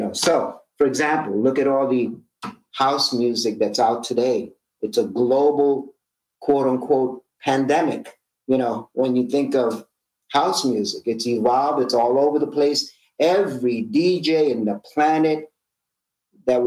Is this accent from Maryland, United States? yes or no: no; New York City, New York, United States; when I was a teenager growing up in East Harlem in Manhattan